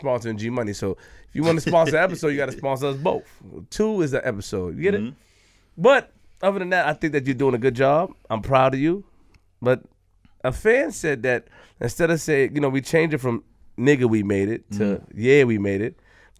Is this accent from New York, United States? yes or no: yes; Queens, New York, United States; I'm from Queens.